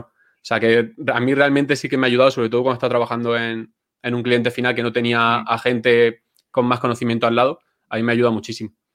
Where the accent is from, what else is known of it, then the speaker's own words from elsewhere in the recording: Villena, Valencian Community, Spain; yo soy de Villena, un pueblecito, bueno, pueblecito, ciudad pequeña de Alicante